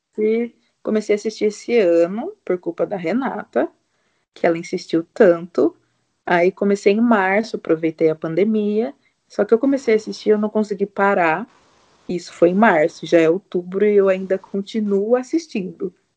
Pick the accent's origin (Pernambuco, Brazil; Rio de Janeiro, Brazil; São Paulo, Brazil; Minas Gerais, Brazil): São Paulo, Brazil; Sorocaba; eu tenho 31 anos, eu sou de Sorocaba